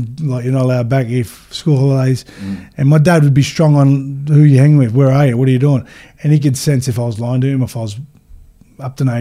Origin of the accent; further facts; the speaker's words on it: Sydney, New South Wales, Australia; I actually was born in Erskineville on Bridge Street. And then Dad bought a house on Mitchell Road, Alexandria. It was a tough area. I went to Alexandria Primary.